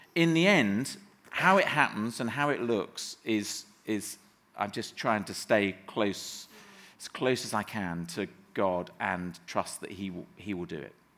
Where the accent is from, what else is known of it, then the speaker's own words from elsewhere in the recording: Somerset, South West England, United Kingdom; moved away as an adult; grew up in the West Country so till I was 18 living in Somerset